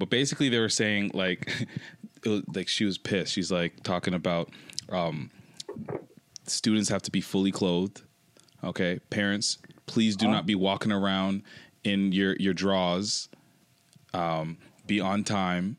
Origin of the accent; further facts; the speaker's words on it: Toronto, Ontario, Canada; now in Richmond Hill, Canada; I was born in Toronto, and I was raised both places